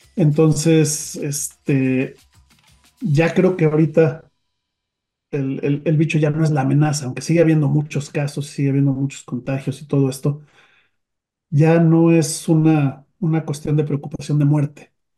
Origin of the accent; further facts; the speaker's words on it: Mexico; En nuestro país